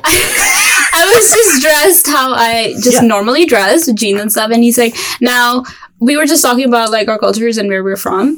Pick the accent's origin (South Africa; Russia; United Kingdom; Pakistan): Pakistan; now in United States; I'm from Pakistan